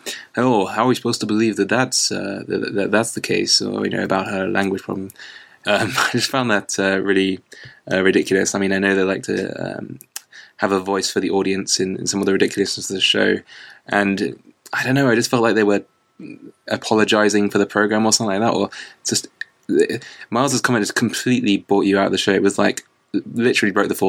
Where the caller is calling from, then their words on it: London, United Kingdom; calling from London in the UK.